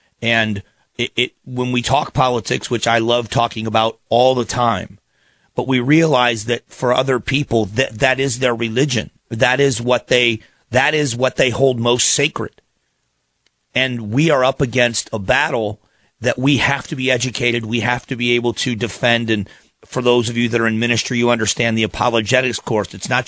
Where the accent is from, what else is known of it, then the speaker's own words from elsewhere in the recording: Phoenix, Arizona, United States; I'm from Phoenix, live in Phoenix, Arizona